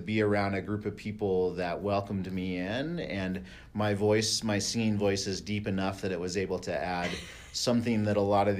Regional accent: Arvada, Colorado, United States; also born or lived in Phoenix, Arizona; I grew up in Arvada, just a little bit north of here and, you know, from the city of Denver

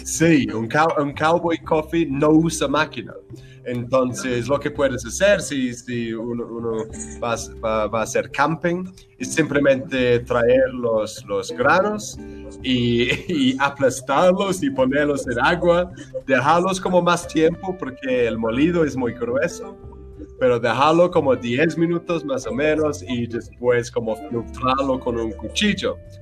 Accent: Brighton, South East England, United Kingdom; Spanish is a second language; now in Bogotá, Colombia; yo soy de, de, de, de, un pueblito que queda una hora más o menos sur de, de Londres, en la costa

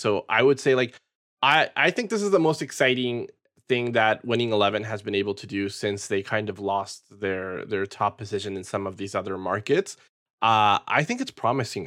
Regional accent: Peru; growing up in Peru

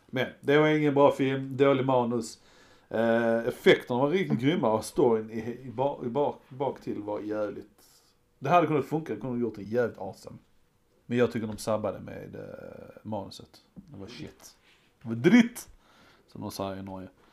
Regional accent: Sweden; jag är en svensk med

